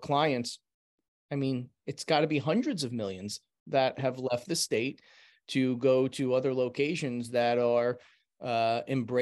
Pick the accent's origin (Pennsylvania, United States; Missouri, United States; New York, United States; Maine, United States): New York, United States; in my hometown